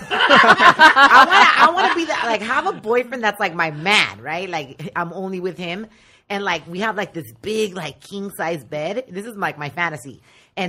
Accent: Riverside, California, United States; also born or lived in Long Beach; I grew up in Riverside.

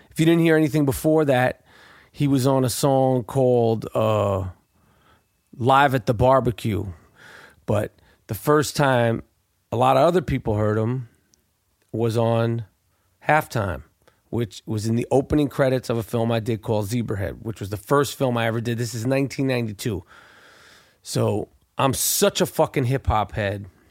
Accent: New York, United States; I was from New York at the time. Never been to Philadelphia.

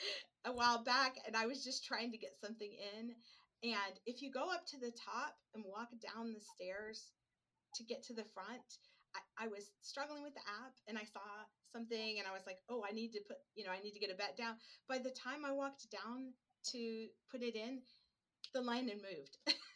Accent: Oregon, United States; and you all know that I'm from Oregon, different animal, right?

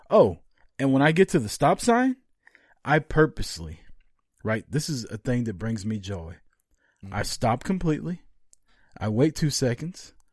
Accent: Canada; I'm Canadian.

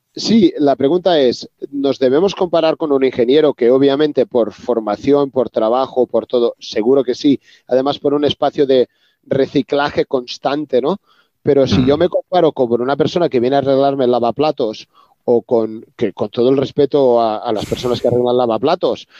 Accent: Reus, Catalonia, Spain; yo soy de Reus, una zona al sur de Cataluña

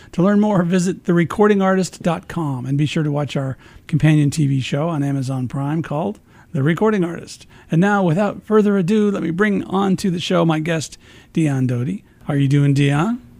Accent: Paducah, Kentucky, United States; originally, as I mentioned, from Paducah, Kentucky.

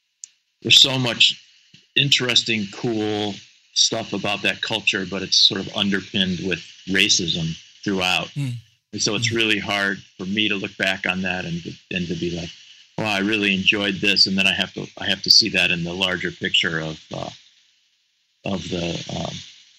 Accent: Cleveland, Ohio, United States; now in Cincinnati, United States; I was raised in Cleveland, outside of Cleveland in the suburbs

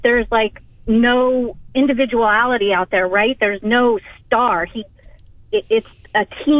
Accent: Arizona, United States; now in Omaha, United States; I'm from Arizona.

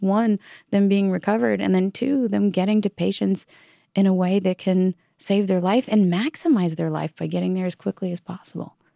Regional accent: Virginia, United States; my home state of Virginia

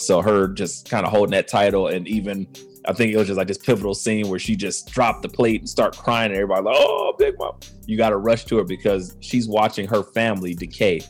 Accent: Cleveland, Ohio, United States; growing up in Cleveland

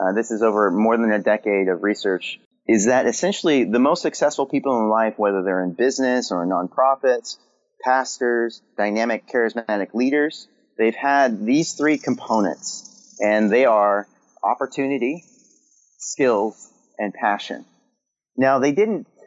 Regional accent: California, United States; now in Maryland, United States; I'm on the East Coast in Maryland. And for the first time in my life, I live in four seasons because I grew up in California

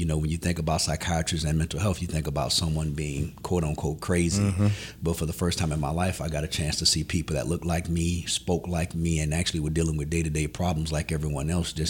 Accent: New Orleans, Louisiana, United States; I'm from New Orleans, Louisiana.

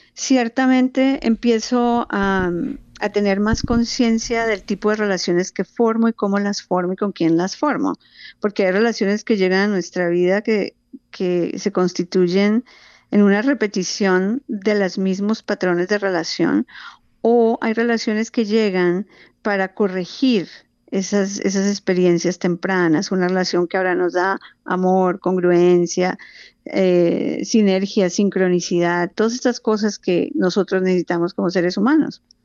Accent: Colombia; now in Phoenix, United States; yo vivo en Fines, Arizona, pero tengo vínculos muy, muy cercanos con Colombia. Nací en Colombia

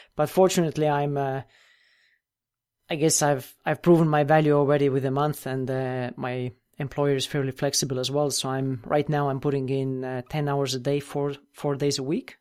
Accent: Estonia; also born or lived in United States; I'm originally from Europe, and that's where I live now as well, in Estonia, tiny country, northeastern corner of Europe

